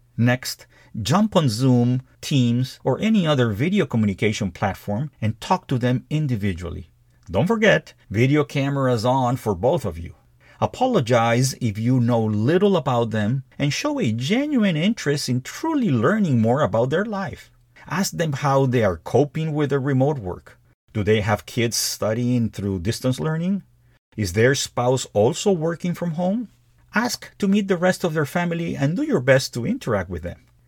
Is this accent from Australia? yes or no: no; Peru; moved away as an adult; also born or lived in United States; my home country of Peru